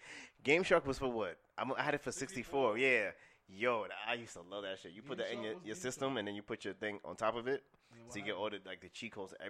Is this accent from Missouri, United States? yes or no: no; New York City, New York, United States; I'm from Queens